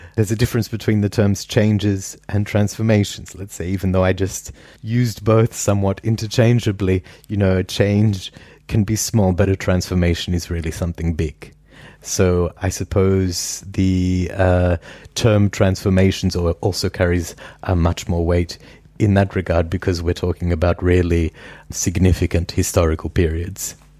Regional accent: Perth, Western Australia, Australia; now in Vienna, Austria; I grew up in Perth, Western Australia, which is the world's most isolated city

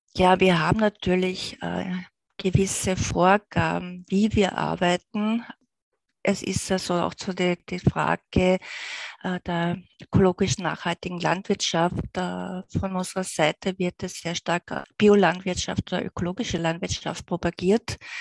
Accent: Austria; wir als Österreicher

